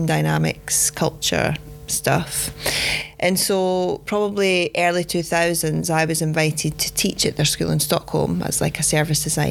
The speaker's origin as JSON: {"language": "English", "region": "Scotland", "country": "United Kingdom", "also_born_or_lived": "London", "moved": "as an adult", "lives_now": "Sweden", "said": "go back to Scotland to be closer to my family"}